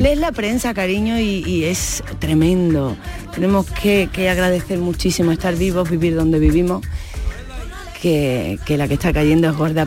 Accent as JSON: {"language": "Spanish", "town": "Seville", "region": "Andalusia", "country": "Spain", "tie": "born or raised there", "also_born_or_lived": "Madrid", "moved": "yes", "said": "yo me he criado al lado de Radio Sevilla, en Rafael González Abreu, en, el número 10, ahí vivía yo"}